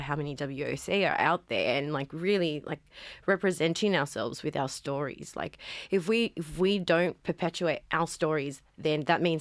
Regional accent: Cabramatta, New South Wales, Australia; I grew up in Cabramatta in the 90s

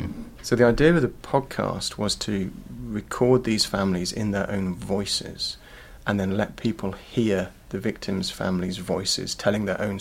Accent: English Midlands, United Kingdom; now in Australia; I was born in Australia to British parents, but moved back to the UK when I was about 13 months old. So I grew up in the middle of the English Midlands, where life is dark and grey and boring.

